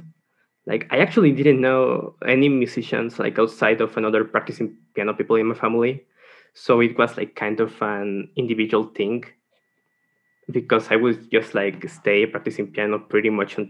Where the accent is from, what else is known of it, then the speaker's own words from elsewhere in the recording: San Luis Potosí, Mexico; I'm from San Luis Potosí